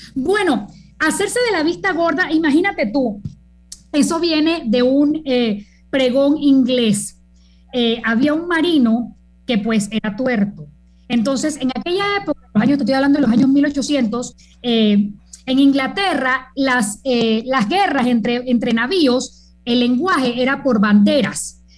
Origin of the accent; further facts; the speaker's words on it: Panama; yo no soy mexicana, eh, yo soy tan panameña como tú